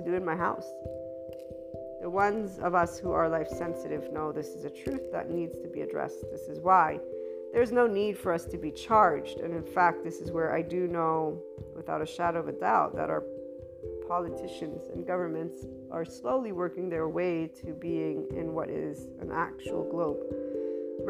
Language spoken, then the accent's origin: English; United States; also born or lived in Italy; I'm an American Italian, and I am American of, you know, birth